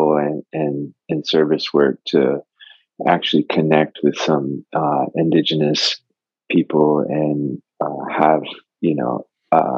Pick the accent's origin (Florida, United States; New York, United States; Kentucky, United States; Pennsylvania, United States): Florida, United States; I grew up in Florida.